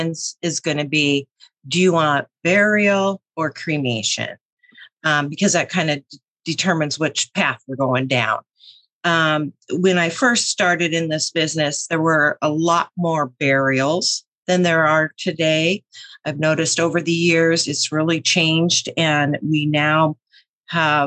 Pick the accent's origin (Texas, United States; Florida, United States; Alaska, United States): Alaska, United States; Juneau; I'm born and raised in Juneau, Alaska. I've spent most of my life here.